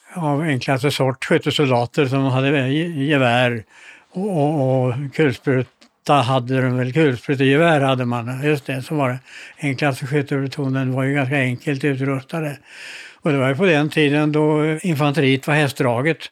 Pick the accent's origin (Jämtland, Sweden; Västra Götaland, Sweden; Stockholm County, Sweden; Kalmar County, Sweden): Stockholm County, Sweden; Stockholm; moved away; also born or lived in Malmö; På Karlavägen 64 i eh, Stockholm